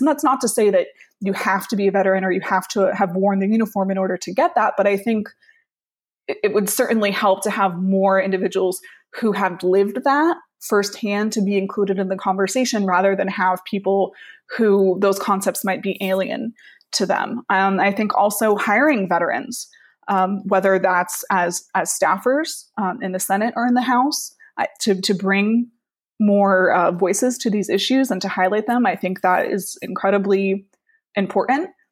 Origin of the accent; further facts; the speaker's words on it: South Florida, United States; moved away as an adult; also born or lived in Washington, D.C. / New York City; I am from South Florida originally, and for the past decade, I have been living and working and studying in Washington, D C